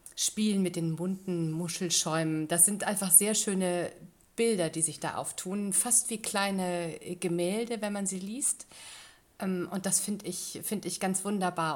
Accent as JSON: {"language": "German", "area": "near Wuppertal", "region": "North Rhine-Westphalia", "country": "Germany", "tie": "born or raised there", "moved": "yes", "lives_now": "Tating, Germany", "said": "in Nordrhein-Westfalen, in Wuppertal, direkt neben, äh, fast neben meinem Geburtsort"}